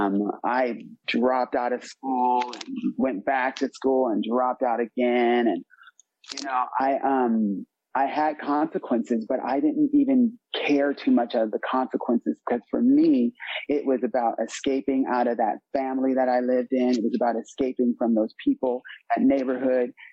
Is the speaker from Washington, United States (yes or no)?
no; San Diego, California, United States; moved away; also born or lived in Berlin, Germany; I'm originally from San Diego, California